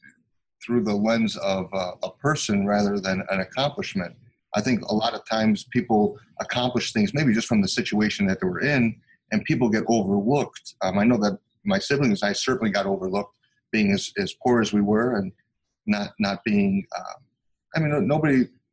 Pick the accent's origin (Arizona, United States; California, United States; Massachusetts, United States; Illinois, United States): Illinois, United States; Chicago; I grew up super poor in Chicago in the United States, and we had a real difficult time just even having enough money to eat.